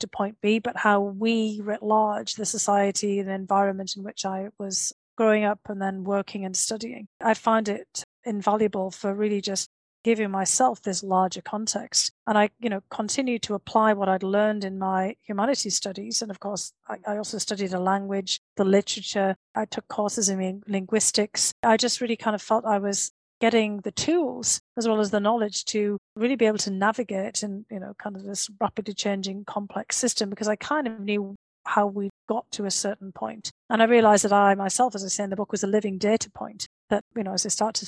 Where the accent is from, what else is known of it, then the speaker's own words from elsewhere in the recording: Bishop Auckland, North East England, United Kingdom; moved away as an adult; also born or lived in St Andrews, Scotland / United States; my hometown of Bishop Auckland had one of the last Roman forts